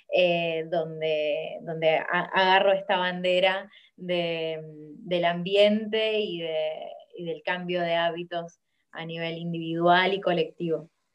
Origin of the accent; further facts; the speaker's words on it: Rosario, Santa Fe, Argentina; soy de Rosario, en Argentina